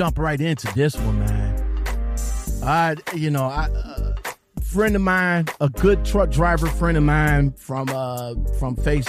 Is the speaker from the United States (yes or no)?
yes; Ohio, United States; born or raised there